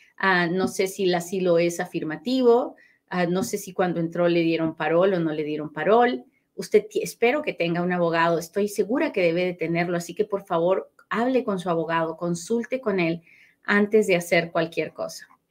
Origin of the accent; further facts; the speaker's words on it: Peru; moved away; Yo nací en Perú